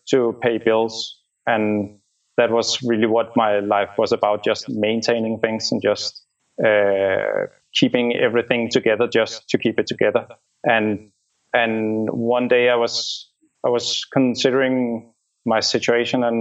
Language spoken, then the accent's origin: English; Denmark; moved away as an adult; also born or lived in Copenhagen; I'm from Denmark.